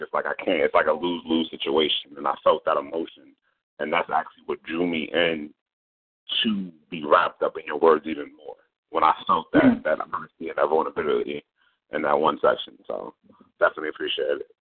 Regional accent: Norfolk, Virginia, United States; I am from Virginia. I am from Norfolk, Virginia.

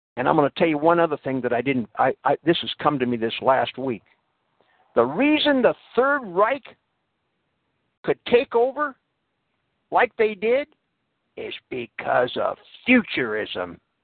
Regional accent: United States; I am an American

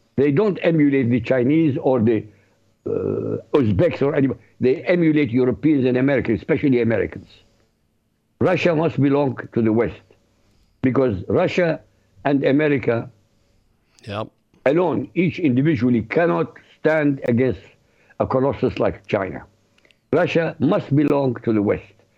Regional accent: Iraq; moved away; I used to read the newspapers, Arab, because I come from Iraq, so I read Arabic newspaper

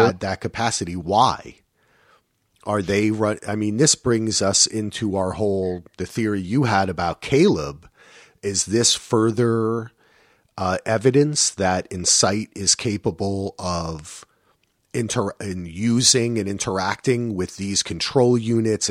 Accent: New Jersey, United States; I'm from New Jersey

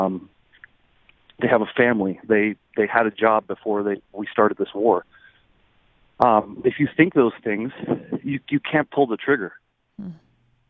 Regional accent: New Jersey, United States; I was raised and educated in New Jersey

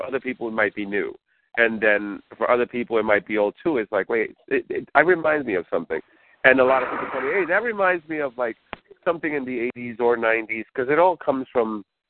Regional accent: New York City, New York, United States; I grew up in New York

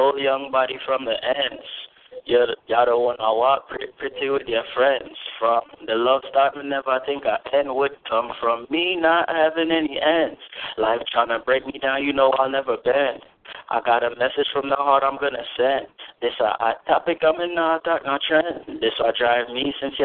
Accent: New York, United States; also born or lived in Jamaica; now in Ohio, United States; I grew up in New York

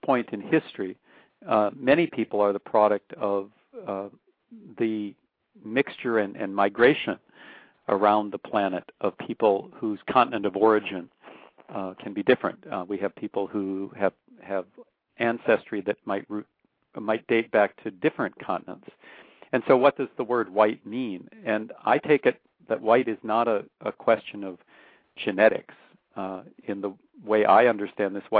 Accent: North Dakota, United States; now in Austin, United States; I grew up in North Dakota, probably the whitest state in the country in many ways

